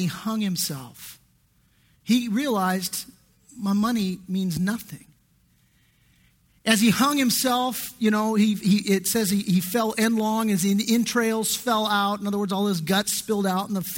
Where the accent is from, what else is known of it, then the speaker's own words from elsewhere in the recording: Redondo Beach, California, United States; I grew up in Redondo Beach, which is just, you know, just middle class, upper middle class area